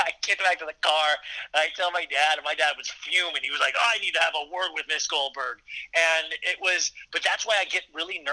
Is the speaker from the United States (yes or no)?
yes; Kansas, United States; I grew up in Kansas